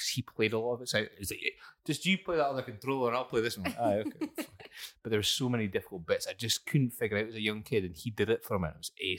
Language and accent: English; Banchory, Scotland, United Kingdom; also born or lived in Aberdeen; growing up in Bankery, because I lived in town beforehand, and then moved to Bankery